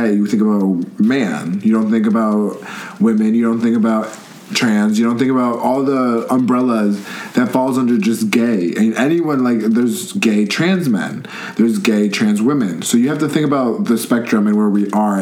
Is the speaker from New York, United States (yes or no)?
yes; Port Chester, New York, United States; I'm from Port Chester, New York